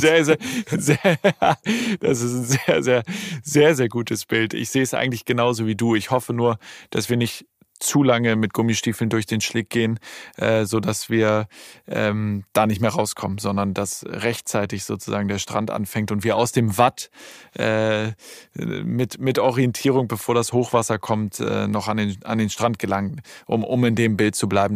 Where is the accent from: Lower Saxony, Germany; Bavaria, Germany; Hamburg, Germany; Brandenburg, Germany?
Hamburg, Germany; moved away as an adult; now in Berlin, Germany; im Zeise Kino in Hamburg, ja. äh, in Ortensinn. Das ist mein absolutes Lieblingskino, mein Heimatkino sozusagen